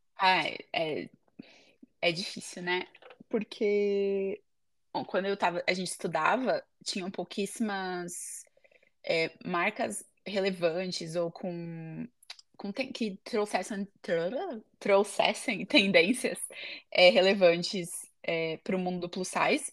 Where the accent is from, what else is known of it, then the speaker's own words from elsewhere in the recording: São Paulo, Brazil; moved away as an adult; also born or lived in United States; now in Ede, Netherlands; eu sou de São Paulo, no Brasil